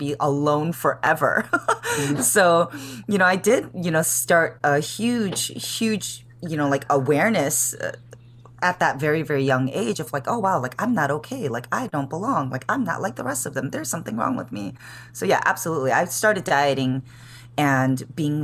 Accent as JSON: {"language": "English", "town": "Chicago", "region": "Illinois", "country": "United States", "tie": "born or raised there", "moved": "as an adult", "lives_now": "San Francisco, United States", "said": "I was born and raised in the city of Chicago. And I moved out to San Francisco in 2007."}